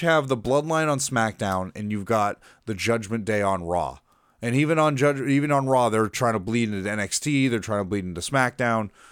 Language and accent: English; Massachusetts, United States; now in Florida, United States; I was born in Massachusetts. I am not a native Floridian